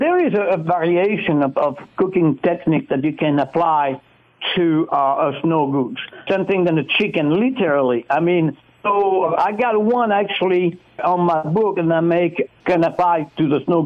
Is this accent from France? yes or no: yes; France; now in United States; I grew up cooking wild game, actually, in France